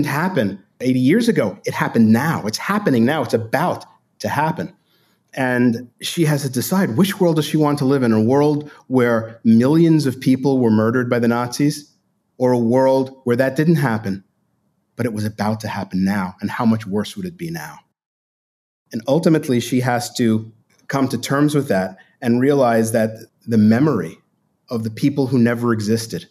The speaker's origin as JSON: {"language": "English", "town": "New York City", "region": "New York", "country": "United States", "tie": "born or raised there", "said": "I grew up in Brooklyn, New York, in a Jewish, Italian, Irish neighborhood"}